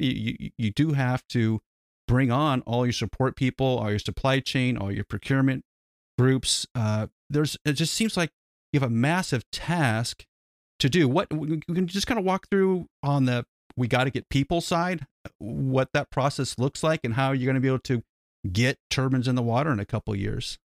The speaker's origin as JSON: {"language": "English", "country": "United States", "said": "we're an American"}